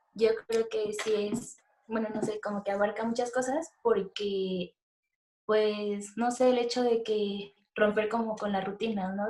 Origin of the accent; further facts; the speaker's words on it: Mexico City, Mexico; moved away as an adult; now in Toluca, Mexico; soy de Ciudad de México, pero estoy viviendo un tiempo en Toluca